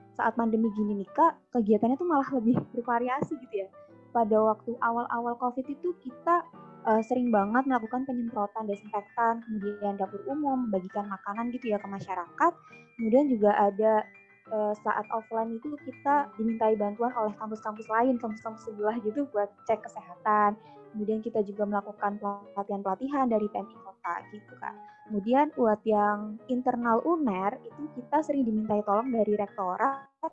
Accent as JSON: {"language": "Indonesian", "town": "Purbalingga", "region": "Central Java", "country": "Indonesia", "also_born_or_lived": "Surabaya", "said": "Aku dari Purbalingga, Jawa Tengah."}